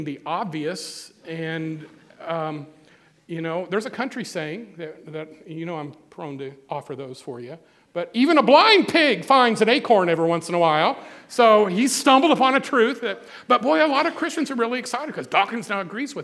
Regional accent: Missouri, United States; I'm from Missouri

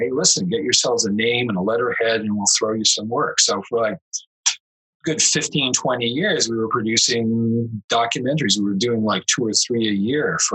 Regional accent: Andover, Massachusetts, United States; I grew up in Andover, Massachusetts

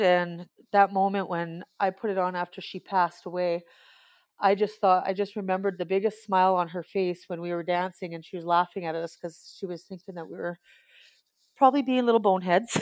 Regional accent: Alberta, Canada; I am from Alberta, Canada.

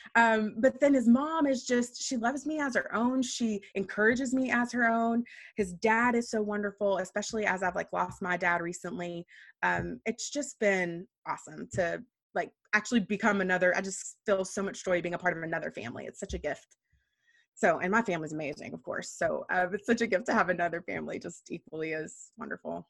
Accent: Texas, United States; moved away as an adult; also born or lived in Washington, D.C.; I grew up in Texas

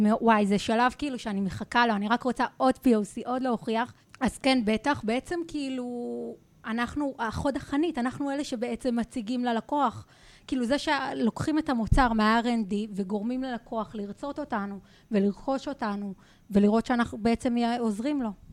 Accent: Rehovot, Central District, Israel; moved away as an adult; now in Jerusalem, Israel; גדלתי והתחנכתי ברחובות

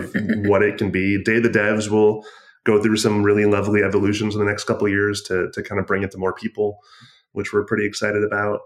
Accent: Michigan, United States; I'm from Michigan

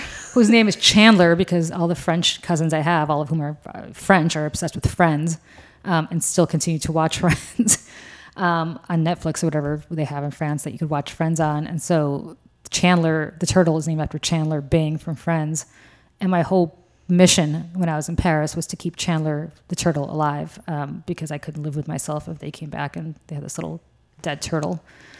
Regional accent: Russia; now in United States; And I'm from Russia, and everything under 70, I'm still cold, which goes to show what a horrible Russian I am.

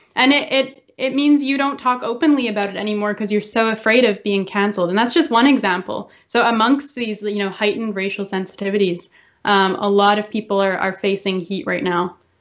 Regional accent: Canada; I envy the American spirit that we do not have in Canada

